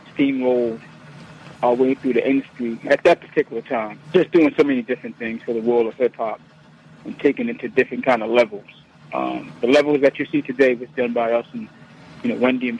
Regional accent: New York, United States; Born and raised in New York

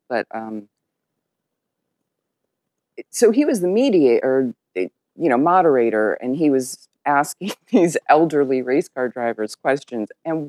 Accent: Ohio, United States; now in Fernandina Beach, United States; I'm from Ohio originally.

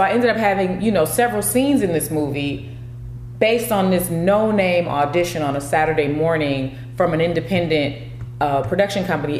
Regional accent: California, United States; I'm from Cali

